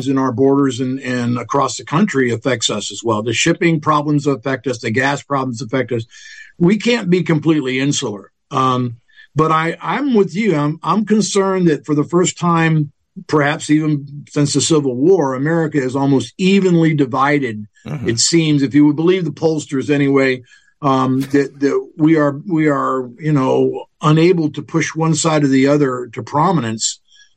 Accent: Tampa, Florida, United States; also born or lived in Alabama; I am a native Floridian. I've lived here my entire life since I was about 3 days old

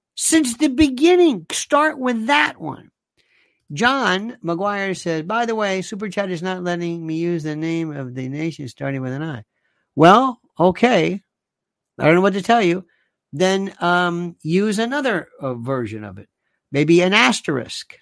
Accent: United States; I'm an American.

